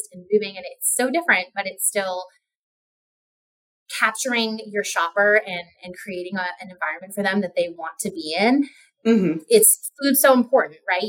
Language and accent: English; Modesto, California, United States; I grew up in Modesto